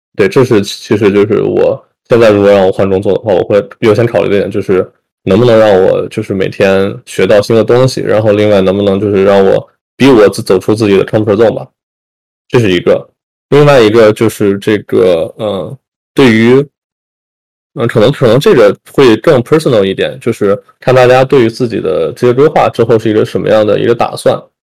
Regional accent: China; moved away; 作为中国人，或者说就是我们作为这个 Asian

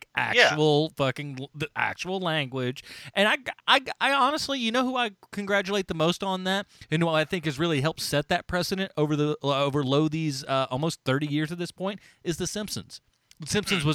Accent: United States; I'm American

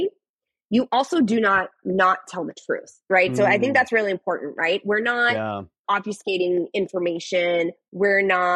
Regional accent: Boston, Massachusetts, United States; we're all from the Boston area.

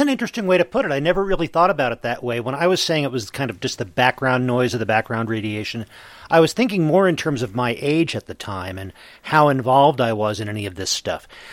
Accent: Eastern time zone, Eastern United States, United States; now in Mountain Time zone, United States; I gr- was growing up in the Eastern time zone.

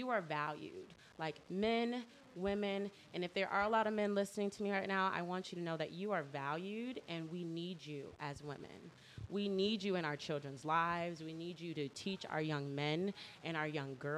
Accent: Detroit, Michigan, United States; also born or lived in Orlando, Florida / California / Austin, Texas; now in Seattle, United States; So I was born and raised in Detroit, and then I moved to Orlando, and then I lived in Austin, Texas, or I lived in California for about 8 years, and then moved to Austin, Texas, and moved here.

